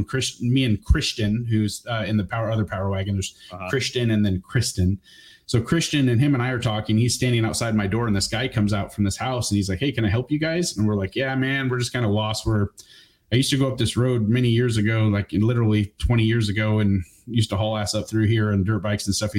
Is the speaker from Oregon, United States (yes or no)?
yes; Bend, Oregon, United States; moved away; also born or lived in Waldport, Oregon; Basically I'm from Oregon. I was basically raised on the beach. I split time between the coast and Bend, Oregon.